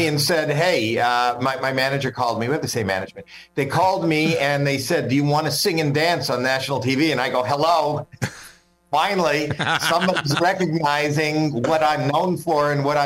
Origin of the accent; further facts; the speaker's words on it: Canada; I'm Canadian